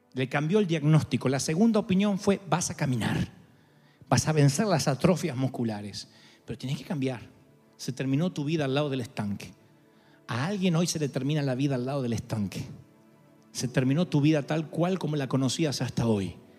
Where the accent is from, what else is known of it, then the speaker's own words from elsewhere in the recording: Argentina; moved away; En mi país